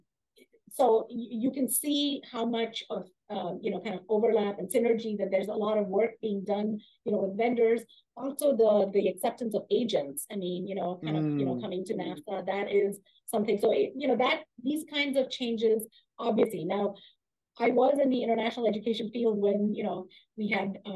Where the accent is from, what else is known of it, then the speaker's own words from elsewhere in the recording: India; moved away as an adult; also born or lived in Germany / Austria / Providence, Rhode Island / Michigan; now in Seattle, United States; grew up in India and studied in Germany and Austria first, and then came to the U.S. as an international student